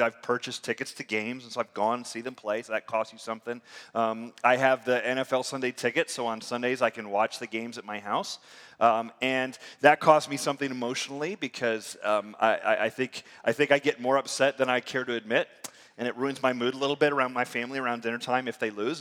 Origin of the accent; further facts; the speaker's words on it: near Tampa, Florida, United States; also born or lived in Michigan; I grew up near near Tampa